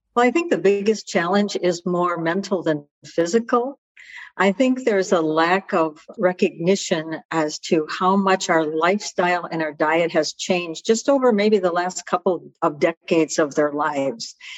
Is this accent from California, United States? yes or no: no; Chicago, Illinois, United States; also born or lived in Naples, Italy (family origin); I'm hailing from Chicago.